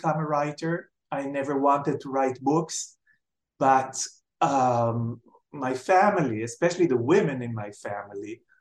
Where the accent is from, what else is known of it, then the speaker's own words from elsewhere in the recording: Jerusalem, Jerusalem District, Israel; moved away as an adult; also born or lived in Tel Aviv; I was born in Jerusalem and brought up in Jerusalem